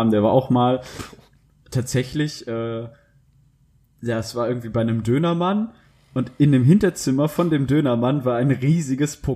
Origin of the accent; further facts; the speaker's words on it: Dortmund, North Rhine-Westphalia, Germany; ja, bei uns zu Hause in Dortmund, ja.